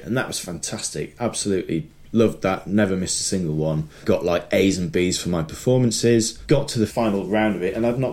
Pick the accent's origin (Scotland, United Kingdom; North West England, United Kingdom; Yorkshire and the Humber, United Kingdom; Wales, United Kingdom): Yorkshire and the Humber, United Kingdom; Sheffield; I grew up in Sheffield